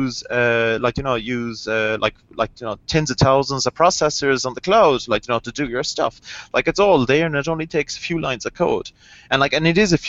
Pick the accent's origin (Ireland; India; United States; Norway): Ireland; I'm Irish, I don't pronounce THs.